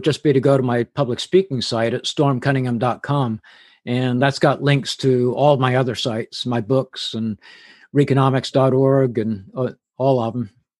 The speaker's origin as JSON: {"language": "English", "region": "England", "country": "United Kingdom", "tie": "born or raised there", "accent": "English", "said": "Plus the fact I had an English accent at the time. I grew up in England."}